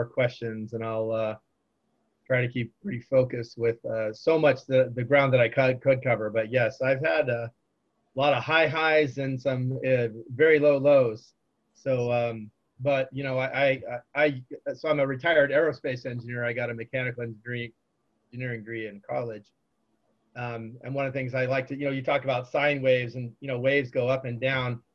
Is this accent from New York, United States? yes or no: no; Orange County, California, United States; also born or lived in San Diego; I grew up in Orange County and chose UC San Diego because I loved the area. I didn't want to leave Southern California